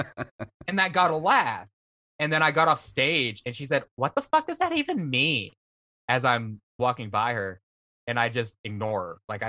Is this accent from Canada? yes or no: yes; Vancouver, British Columbia, Canada; But listen, I'm from Vancouver.